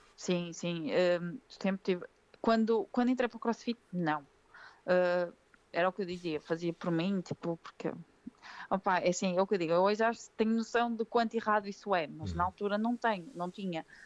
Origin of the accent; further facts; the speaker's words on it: Sernancelhe, Norte, Portugal; moved away; eu não sou daqui, sou do Sernancelho